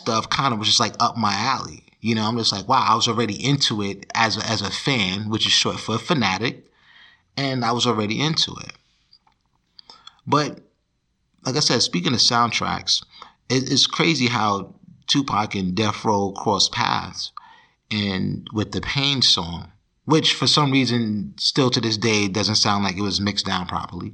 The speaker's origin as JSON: {"language": "English", "town": "Jersey City", "region": "New Jersey", "country": "United States", "said": "I'm a guy from Jersey City, New Jersey"}